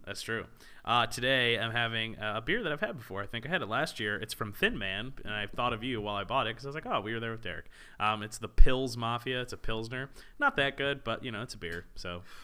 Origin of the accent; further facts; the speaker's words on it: La Plata, Maryland, United States; first language English; good old La Plata, Maryland